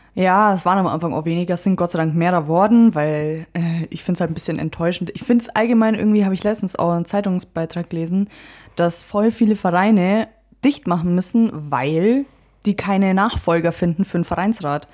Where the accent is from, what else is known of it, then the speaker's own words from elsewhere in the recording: Friedberg, Bavaria, Germany; wir kommen hier aus Friedberg